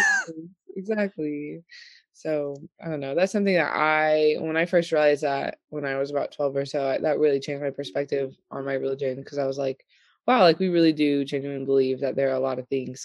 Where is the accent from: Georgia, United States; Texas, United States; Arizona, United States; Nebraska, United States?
Texas, United States; Austin; moved away as an adult; also born or lived in Ogden, Utah; now in Roanoke, United States; I moved to Austin, Texas when I was ten